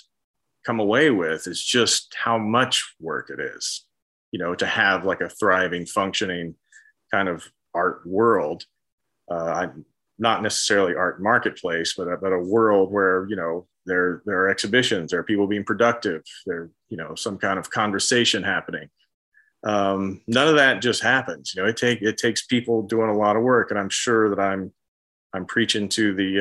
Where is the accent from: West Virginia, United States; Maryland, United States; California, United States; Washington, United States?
West Virginia, United States; Central; I grew up in Central West Virginia in a working class community